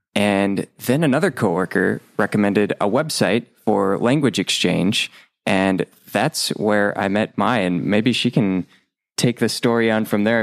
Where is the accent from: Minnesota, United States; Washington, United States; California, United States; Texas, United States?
Minnesota, United States; Rochester; moved away; I used to own a recording studio in my hometown of Rochester, Minnesota